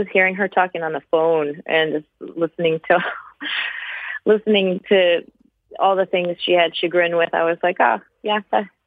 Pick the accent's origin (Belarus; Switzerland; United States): Switzerland; born there; also born or lived in Cameroon / Kenya / South Africa / Romania; I was born in Switzerland.